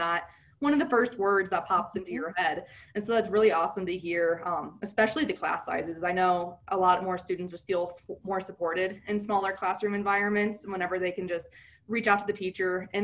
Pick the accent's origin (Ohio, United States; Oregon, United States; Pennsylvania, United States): Ohio, United States; moved away as an adult; also born or lived in Michigan; now in Colorado, United States; Ohio is where I was born and raised.